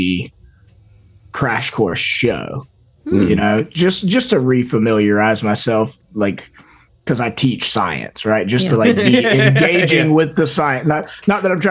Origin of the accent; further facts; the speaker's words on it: United States; I am American